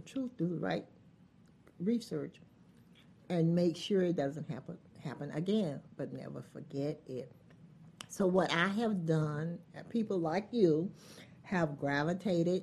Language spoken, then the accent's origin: English; Archer, Florida, United States; from Archer. I love Archer. I love Alachua County. I have been there all of my life